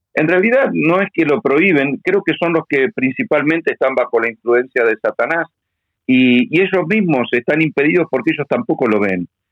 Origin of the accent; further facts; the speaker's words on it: Argentina; yo soy un ciudadano argentino